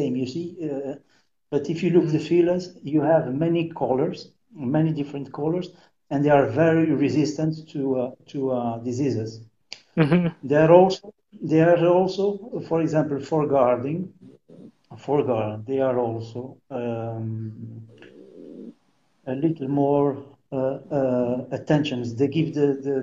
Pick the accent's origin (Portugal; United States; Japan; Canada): Portugal; São Miguel Island, Azores; English is a second language; I am from Miguel, Iceland. I'm born here, okay? I am natural from here